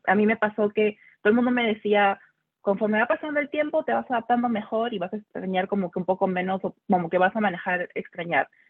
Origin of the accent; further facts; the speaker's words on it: Lima, Peru; now in Houston, United States; en Lima me cuidaba porque era mujer